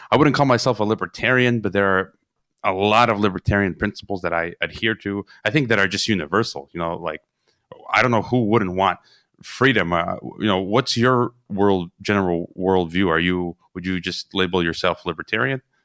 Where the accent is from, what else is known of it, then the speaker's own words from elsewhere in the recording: Chicago, Illinois, United States; moved away as an adult; now in Mexico; I was born in Chicago, and I grew up around M-, Mexicans.